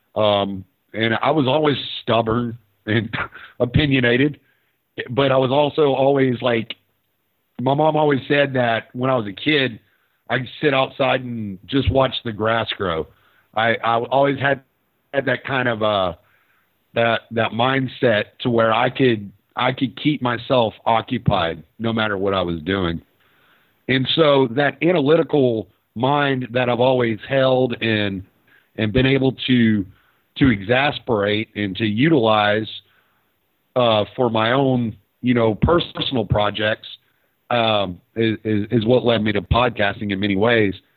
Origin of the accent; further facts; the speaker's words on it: Houston, Texas, United States; also born or lived in Lake Charles, Louisiana / Dallas, Texas; now in Orange, United States; I spent most of my life in Houston, but I lived in Dallas for a while, and I was born actually in Louisiana.